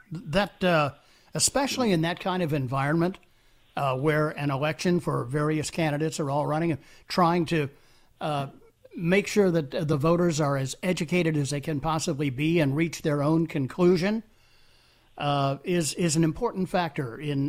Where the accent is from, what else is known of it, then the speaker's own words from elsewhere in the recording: Pittsburgh, Pennsylvania, United States; moved away; I grew up in the Berg and was there until 1980